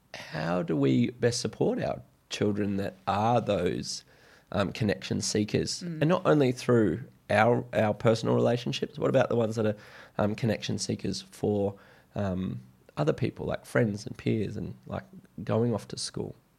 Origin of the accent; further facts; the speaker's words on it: Brisbane, Queensland, Australia; growing up in Brisbane briefly and then moving to the coast